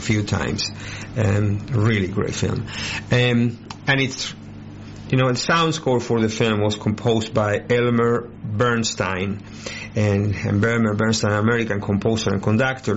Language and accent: English; Buenos Aires, Argentina; moved away as an adult; I identify a lot as I am from Buenos Aires, and I lived there until I was 27